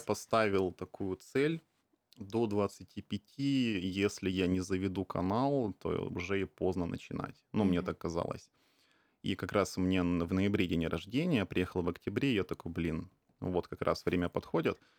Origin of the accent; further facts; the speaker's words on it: Khabarovsk, Khabarovsk Krai, Russia; now in Tokyo, Japan; я из Хабаровска. А, это дальневосточный город, очень небольшой